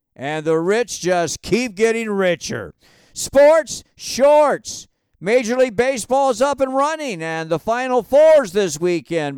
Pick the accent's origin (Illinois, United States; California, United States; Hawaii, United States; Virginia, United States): Hawaii, United States; moved away; growing up in Hawaii, we were taught as kids to always treat the animals of the ocean with the utmost respect.